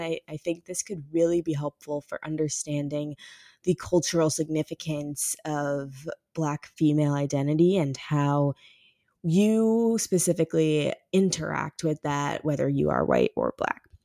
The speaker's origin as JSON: {"language": "English", "town": "Ferguson", "region": "Missouri", "country": "United States", "tie": "born or raised there", "said": "my hometown of Ferguson"}